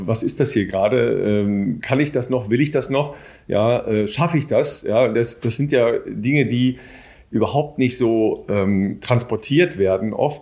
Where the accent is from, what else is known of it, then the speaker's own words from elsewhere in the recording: Northern Germany, Germany; für uns Nordlichter